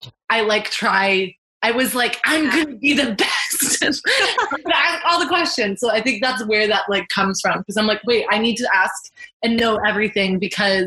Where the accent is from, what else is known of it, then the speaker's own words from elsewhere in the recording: Mississauga, Ontario, Canada; I grew up in Mississauga, Ontario, and I'm a postgraduate student currently